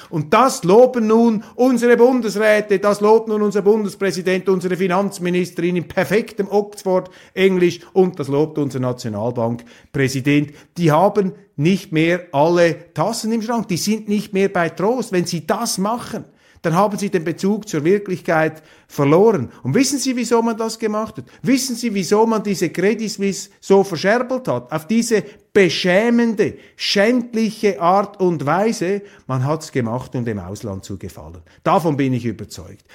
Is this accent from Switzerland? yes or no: yes; Switzerland; wir als Schweizer